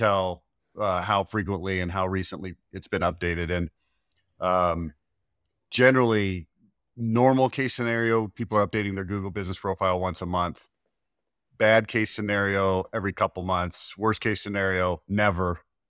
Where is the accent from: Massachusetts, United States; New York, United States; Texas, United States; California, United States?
Texas, United States; Dallas; now in Utah, United States; Dallas area. Yeah. Born and raised in Dallas. Lived there my whole life.